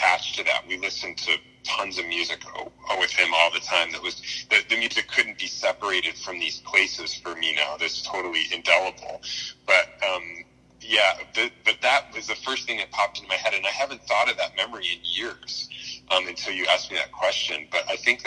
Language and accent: English; Appleton, Wisconsin, United States; I grew up in Wisconsin in a town called Appleton